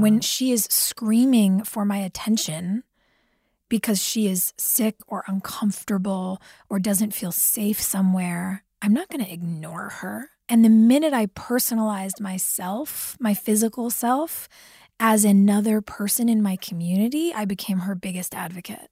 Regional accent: California, United States; as a child growing up in California

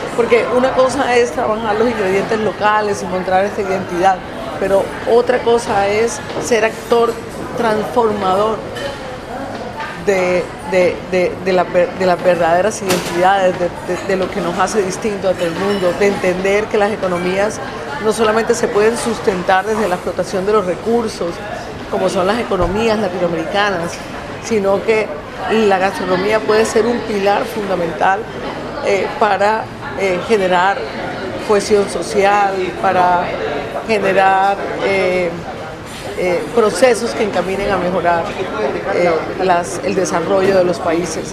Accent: Colombia; soy cocinera colombiana

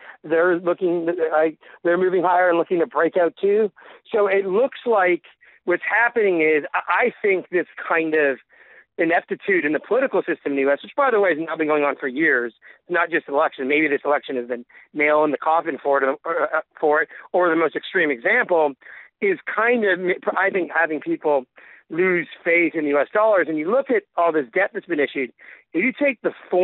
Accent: Canada; I'm Canadian.

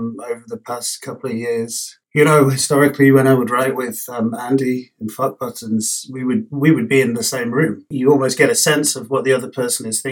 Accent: London, United Kingdom; moved away as an adult; growing up in London

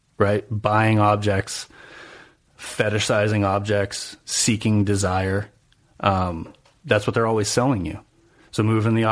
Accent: New Hampshire, United States; I'm from New Hampshire

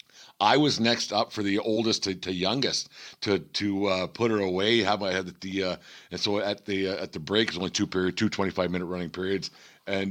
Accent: Fort Macleod, Alberta, Canada; my hometown of Fort McLeod

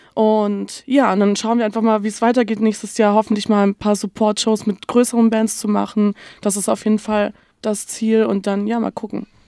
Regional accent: Stuttgart, Baden-Württemberg, Germany; moved away as an adult; now in Hamburg, Germany; ich komme eigentlich aus Stuttgart

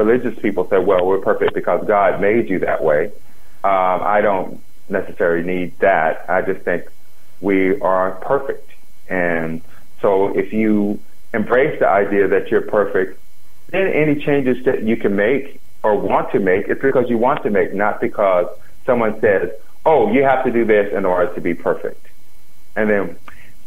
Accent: the South, United States; I'm from the South, I'm African American

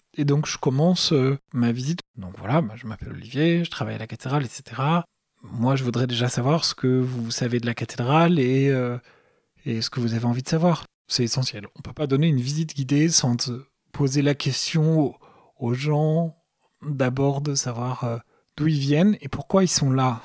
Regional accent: Paris, Île-de-France, France; c'était la cathédrale de ma ville, il se trouve que je suis parisien

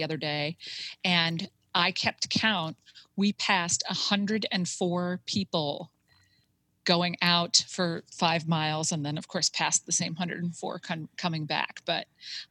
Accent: Buffalo, New York, United States; now in Western Pennsylvania, United States; I grew up in Buffalo, New York, but my grandparents lived in Williamsport, Pennsylvania

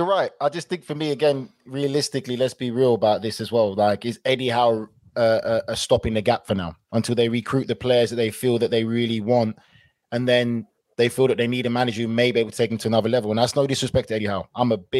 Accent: United Kingdom; I'm British.

